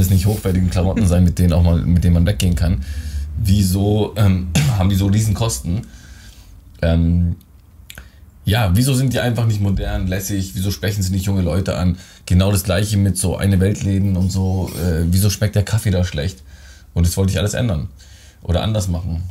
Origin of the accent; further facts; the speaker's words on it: Germany; Ich bin in Deutschland geboren, aber äh, die äh, südländischen Gene stecken noch in mir